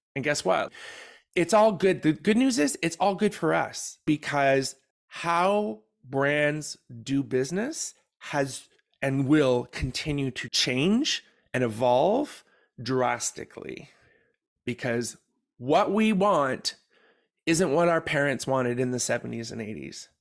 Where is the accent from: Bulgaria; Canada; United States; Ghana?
Canada; we're from Canada